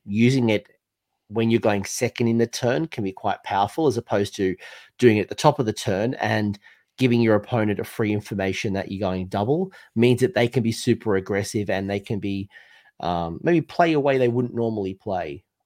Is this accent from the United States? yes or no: no; United Kingdom; as a Brit